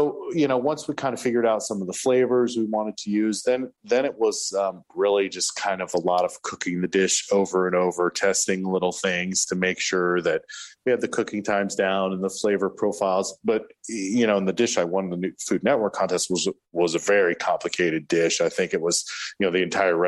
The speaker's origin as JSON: {"language": "English", "town": "Tallahassee", "region": "Florida", "country": "United States", "tie": "born or raised there", "said": "Grew up right here in Tallahassee."}